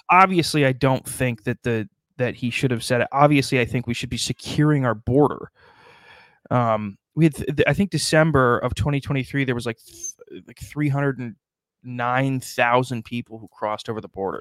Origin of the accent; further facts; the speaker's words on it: South Dakota, United States; my home state of South Dakota